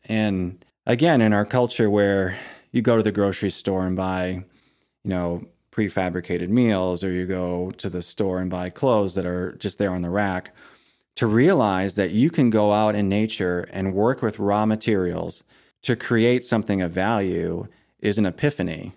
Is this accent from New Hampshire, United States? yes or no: no; Maine, United States; moved away as an adult; also born or lived in Ohio; when we moved back to Maine from Ohio, um, we renovated the old farmhouse that I had grown up